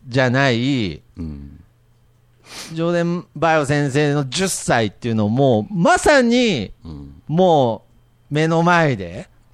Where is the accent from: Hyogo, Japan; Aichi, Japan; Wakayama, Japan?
Aichi, Japan; Nagoya area; 僕の実家、まあ、今も同じとこ住んでるんですけれど、うん、あのー、電車が、最寄りの電車がなくて、バスなんですよ。うん、はいはい。で、機関バスに乗って、こう、栄っていう、まあ、名古屋の都市から帰ってくる方面の